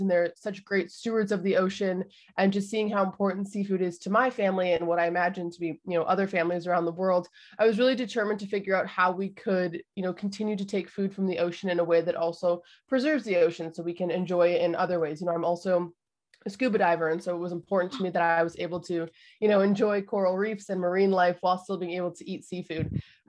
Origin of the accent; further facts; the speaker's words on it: Canada; I was born in Canada